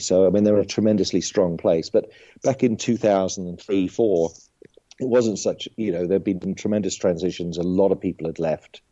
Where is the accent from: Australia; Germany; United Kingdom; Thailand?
United Kingdom; moved away as an adult; now in United States; I was actually born in the UK, so I come from an entertainment family